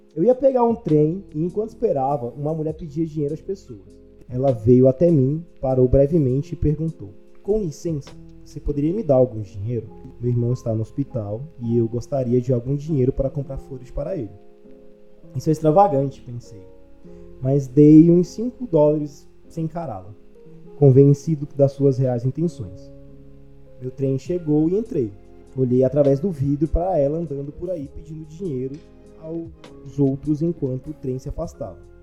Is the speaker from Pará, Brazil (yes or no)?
yes; Pará, Brazil; now in Palmas, Brazil; eu moro em Palmas, né? Mas eu sou do Pará e eu tenho família no Pará